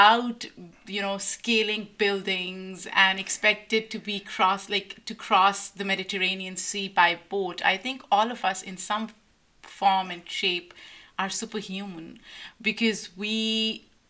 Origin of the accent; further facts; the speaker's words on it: Lahore, Punjab, Pakistan; moved away as an adult; also born or lived in New York City / Cambridge, Massachusetts; now in United States; I'm originally from Lahore, Pakistan.